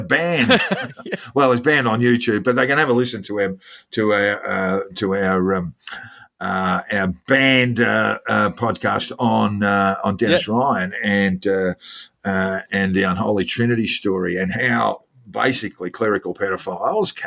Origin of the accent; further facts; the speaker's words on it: Victoria, Australia; now in New South Wales, Australia; I'm not a Victorian anymore